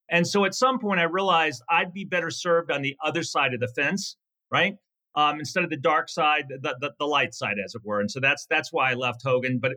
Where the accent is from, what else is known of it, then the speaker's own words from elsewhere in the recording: Virginia, United States; Uh, it was great. I was the youngest of four kids, the only son.